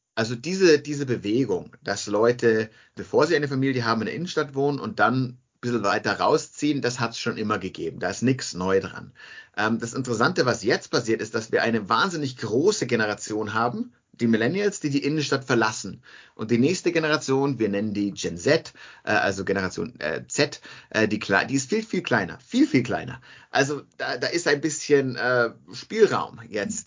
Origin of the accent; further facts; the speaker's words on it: Munich, Bavaria, Germany; moved away as an adult; also born or lived in Gräfelfing; now in Melbourne, Australia; ich komme aus, aus München ursprünglich